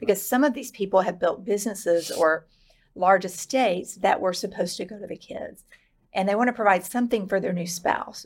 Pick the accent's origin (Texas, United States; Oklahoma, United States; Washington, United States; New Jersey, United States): Texas, United States; Dallas; I was born in West Texas and raised in the Dallas area